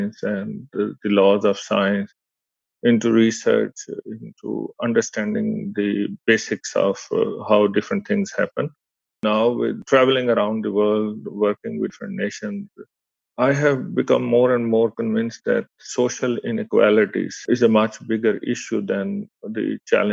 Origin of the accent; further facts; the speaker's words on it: Pakistan; moved away; I come from Pakistan